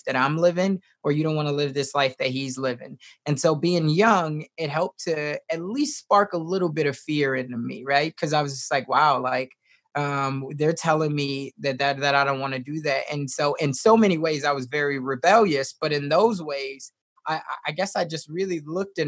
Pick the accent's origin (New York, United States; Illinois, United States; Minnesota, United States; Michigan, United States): Illinois, United States; Chicago; now in Omaha, United States; I was raised originally in Chicago, Southside.